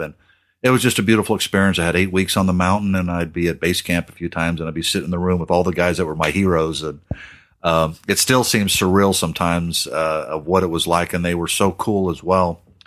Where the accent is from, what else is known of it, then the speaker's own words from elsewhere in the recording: Australia; growing up in Australia